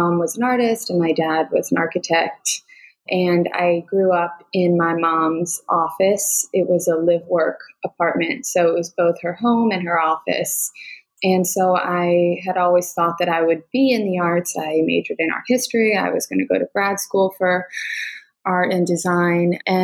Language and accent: English; New York, United States; I'm a New Yorker